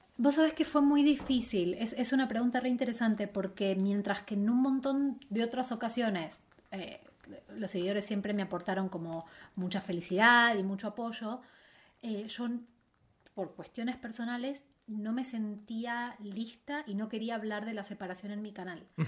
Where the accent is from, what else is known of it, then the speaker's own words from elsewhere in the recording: Buenos Aires, Argentina; moved away as an adult; now in Madrid, Spain; volví a Buenos Aires